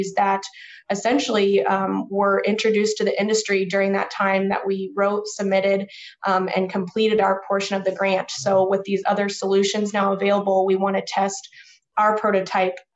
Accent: Overland Park, Kansas, United States; I'm originally from Overland Park, Kansas, which is a suburb of Kansas City

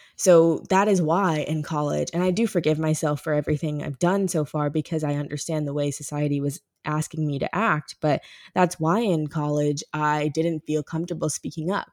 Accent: Ferguson, Missouri, United States; my hometown of Ferguson

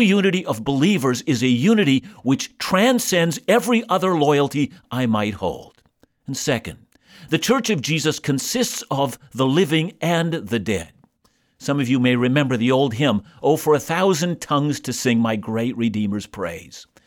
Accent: Canada; I'm a Canadian

